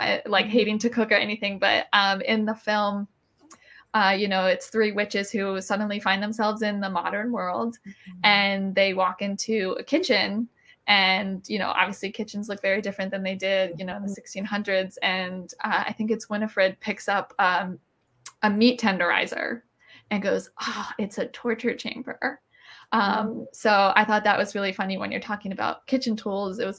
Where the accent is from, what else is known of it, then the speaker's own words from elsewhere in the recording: Maryland, United States; I'm from Maryland, so crab is a thing for me